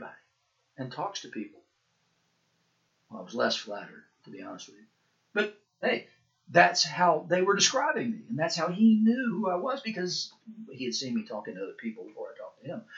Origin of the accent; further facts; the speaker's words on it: Chattanooga, Tennessee, United States; moved away; also born or lived in Asheville, North Carolina / Pawleys Island, South Carolina / Sewanee, Tennessee / Knoxville, Tennessee; I'm the … you went to school with at the center school in Chattanooga until the sixth grade